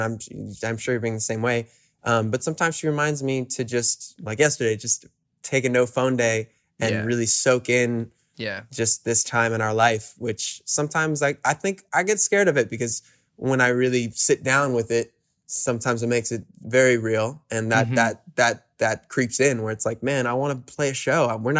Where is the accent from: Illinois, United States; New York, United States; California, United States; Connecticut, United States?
New York, United States; New York City; also born or lived in Woodstock, New York; Man, I grew up in Hell's Kitchen, New York City.